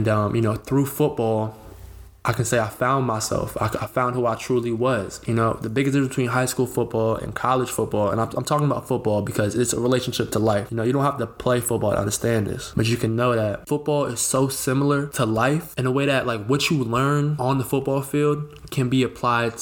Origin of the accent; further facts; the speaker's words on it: Northern Virginia, United States; also born or lived in Rhode Island; I was born and raised in Northern Virginia